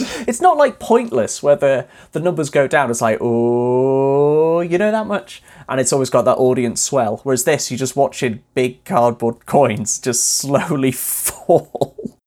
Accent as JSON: {"language": "English", "region": "Wales", "country": "United Kingdom", "tie": "born or raised there", "said": "my hometown in Wales."}